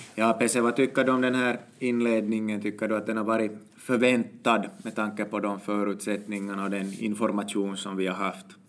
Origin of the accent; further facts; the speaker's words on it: Finland; vi är ju finländare